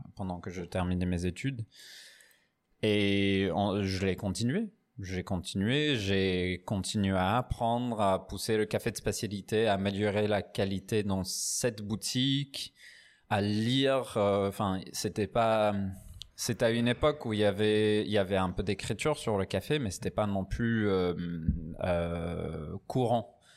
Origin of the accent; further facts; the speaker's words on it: Newcastle upon Tyne, North East England, United Kingdom; French is a second language; moved away as an adult; also born or lived in Edinburgh / Paris / Aix-en-Provence; now in France; je suis anglais. Anglais du Newcastle. J'ai fait mes études à Édimbourg